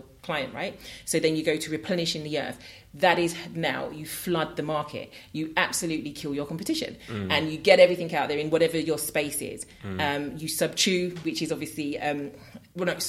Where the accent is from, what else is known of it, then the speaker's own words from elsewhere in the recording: London, United Kingdom; growing up in New Cross